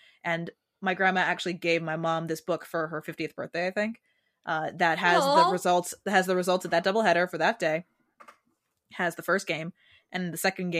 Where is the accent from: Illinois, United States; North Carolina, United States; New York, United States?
New York, United States; I'm from New York.